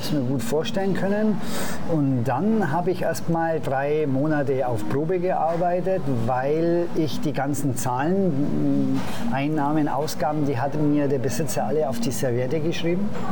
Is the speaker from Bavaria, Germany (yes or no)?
yes; Augsburg, Bavaria, Germany; moved away as an adult; now in Madeira, Portugal; in meiner Heimatstadt in Augsburg